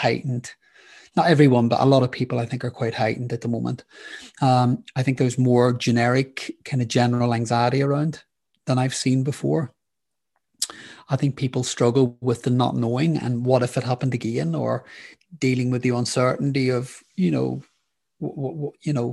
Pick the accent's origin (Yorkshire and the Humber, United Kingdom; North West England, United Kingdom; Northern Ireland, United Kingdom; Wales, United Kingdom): Northern Ireland, United Kingdom; I grew up in Northern Ireland during the Troubles.